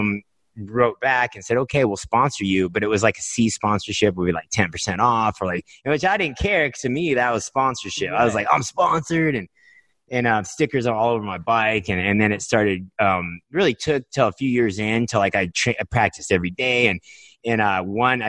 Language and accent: English; Nebraska, United States; I grew up in Nebraska, like in it's like cornfields